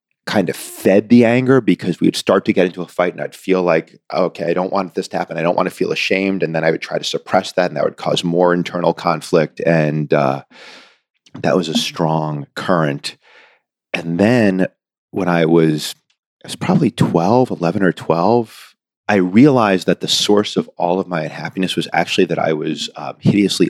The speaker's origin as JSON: {"language": "English", "town": "Newton", "region": "Massachusetts", "country": "United States", "tie": "born or raised there", "said": "I grew up in Newton, Massachusetts"}